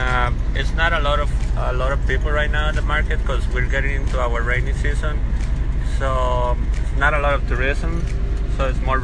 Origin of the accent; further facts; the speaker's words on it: Nosara, Guanacaste, Costa Rica; Hello, good morning. … from Nosara. I'm gonna roast some coffee here in Nosara, Costa Rica.